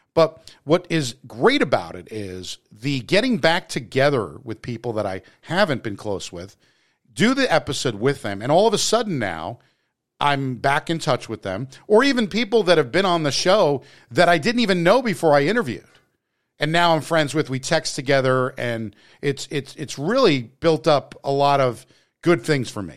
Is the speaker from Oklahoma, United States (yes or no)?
no; New Jersey, United States; I'm from Jersey